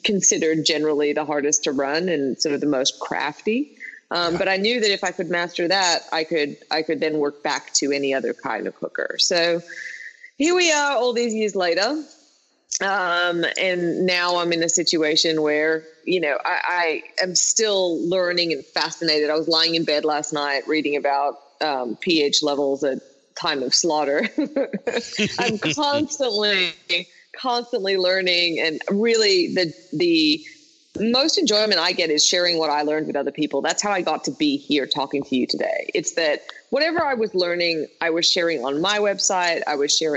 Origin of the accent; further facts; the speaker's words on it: Australia; being Australian